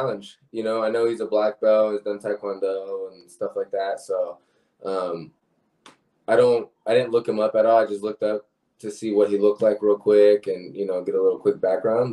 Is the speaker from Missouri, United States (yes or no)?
no; Penns Grove, New Jersey, United States; moved away; also born or lived in Puerto Rico (ancestry); I'm from Pensgrove, New Jersey, actually. So I visit over there. My family's over there